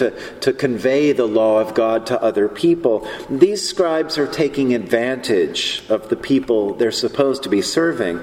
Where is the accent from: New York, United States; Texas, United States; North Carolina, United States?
North Carolina, United States; Charlotte; I grew up in Charlotte, North Carolina